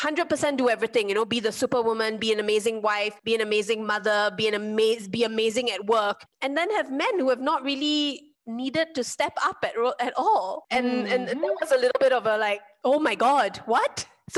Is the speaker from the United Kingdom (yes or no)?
no; Singapore; growing up in Singapore, which is a little bit of a bubble